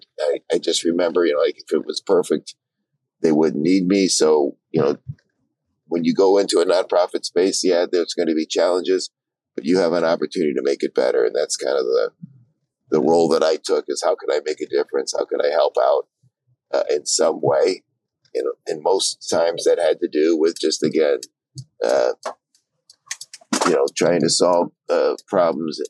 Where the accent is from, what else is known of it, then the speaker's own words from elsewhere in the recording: Detroit, Michigan, United States; moved away; my hometown of Detroit